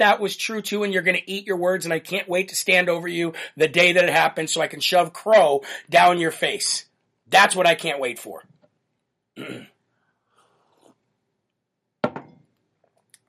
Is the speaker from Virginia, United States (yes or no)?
no; New Hampshire, United States; my home state right here in New Hampshire